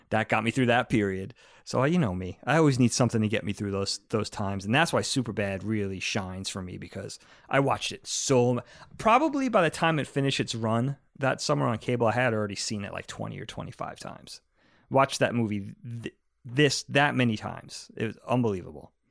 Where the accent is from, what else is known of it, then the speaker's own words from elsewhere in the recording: East Coast, United States; we grew up on the East Coast